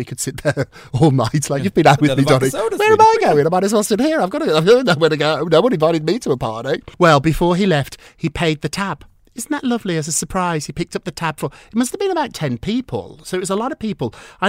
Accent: United Kingdom; now in United States; 25 years ago, he was one of my first clients, and I came from Britain, so I'd never actually watched Melrose Place

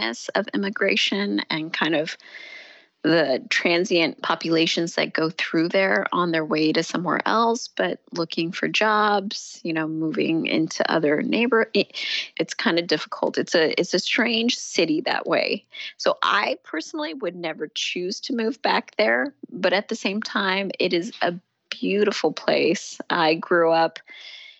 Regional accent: San Diego, California, United States; moved away; growing up in San Diego in the 80s

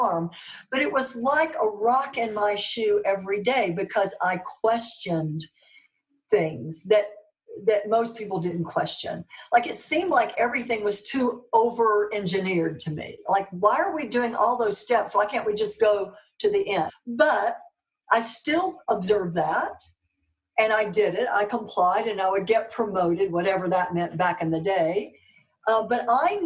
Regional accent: Mississippi, United States; accent: Southern; moved away; also born or lived in Dallas, Texas / Europe; I'm from Mississippi, working class family.

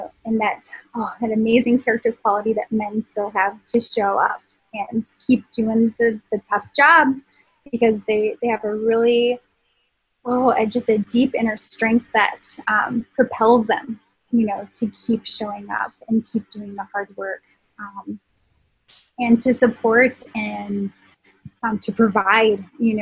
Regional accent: Minnesota, United States; we're from Minnesota

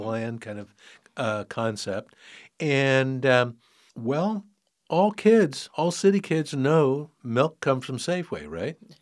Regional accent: San Francisco, California, United States; moved away as an adult; also born or lived in Sonoma County; I was, um, born and raised in San Francisco. City kid all my life.

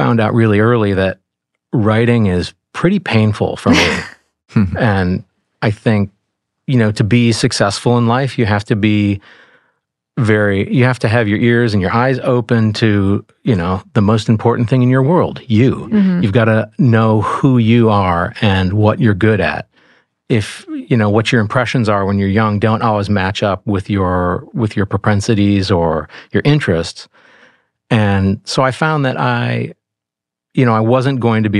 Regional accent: Rochester, New York, United States; moved away as an adult; now in Los Angeles, United States; I'm from Rochester, New York, the land of Eastman Kodak, where my dad was an electrochemist

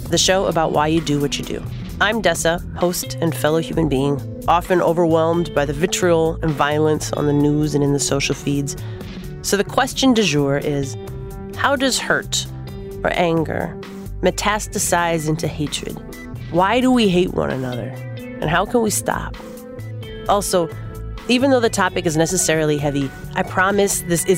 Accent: Minneapolis, Minnesota, United States; Minneapolis, my hometown

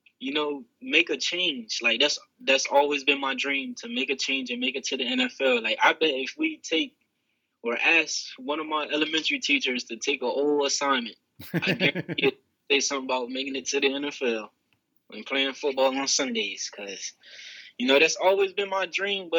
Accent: Bridgeville, Delaware, United States; I'm actually from Coverdale Crossroads down in Bridgeville, Delaware.

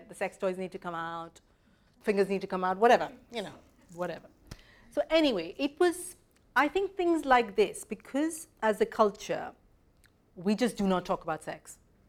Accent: Mumbai, Maharashtra, India; moved away; I was certainly growing up in Mumbai

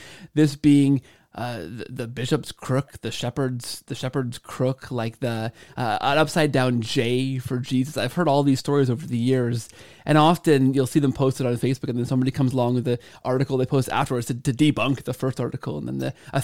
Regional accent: Canada; I grew up in Canada, so I took French all the way through high school and into university

